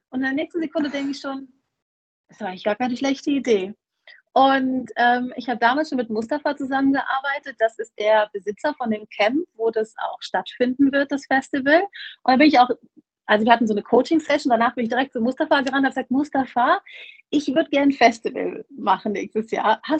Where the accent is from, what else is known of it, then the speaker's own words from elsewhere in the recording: Germany; also ich bin …, ich komme ursprünglich offensichtlich aus Deutschland, ähm, lebe aber jetzt oder vielmehr pendel seit vier Jahren ungefähr zwischen Marokko und äh, Deutschland.